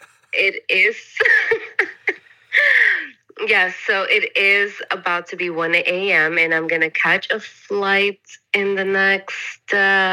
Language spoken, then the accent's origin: English; Orlando, Florida, United States; born or raised there; moved away as an adult; also born or lived in Dallas, Texas / Colombia / London; now in Norway